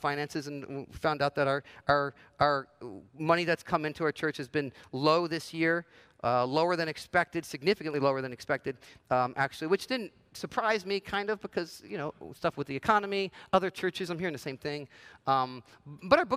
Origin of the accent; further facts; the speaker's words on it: New Jersey, United States; moved away as an adult; also born or lived in Los Angeles, United States; I grew up in New Jersey, spent some time in L.A. through my 20s, and then felt called to come back to New Jersey